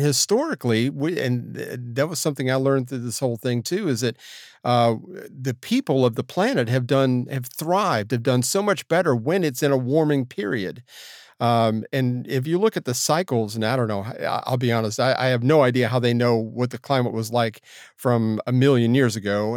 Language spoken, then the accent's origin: English; Florida, United States; my hometown of Florida